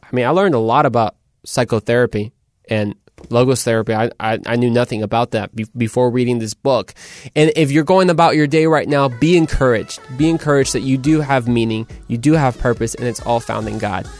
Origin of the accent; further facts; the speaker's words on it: Mexico; So de Mexico. I'm from Mexico.